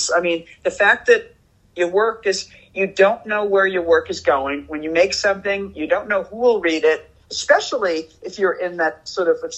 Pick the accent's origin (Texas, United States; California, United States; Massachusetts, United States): Massachusetts, United States; Boston; moved away as an adult; also born or lived in New York / San Francisco; I grew up in Boston